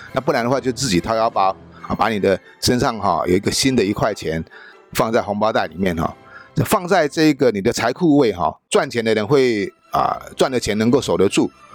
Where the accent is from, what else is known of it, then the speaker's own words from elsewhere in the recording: Taiwan; 就差不多我们台湾人一般人住的一个大房间而已哈